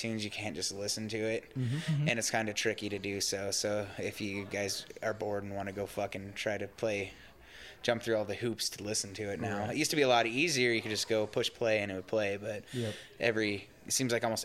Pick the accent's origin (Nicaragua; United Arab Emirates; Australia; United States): United States; Heppner, Oregon; since I was from Heppner, I was actually kind of sheltered